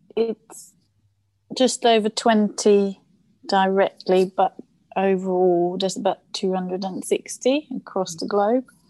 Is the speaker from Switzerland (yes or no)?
yes; Switzerland; first language German; English is a second language; moved away as an adult; now in London, United Kingdom; I was born in Switzerland quite a few years ago now